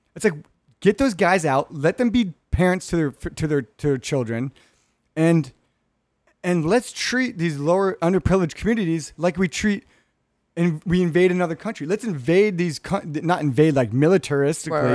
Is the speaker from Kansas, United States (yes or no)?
no; Hermosa Beach, California, United States; me growing up in Rich Whitey Hermosa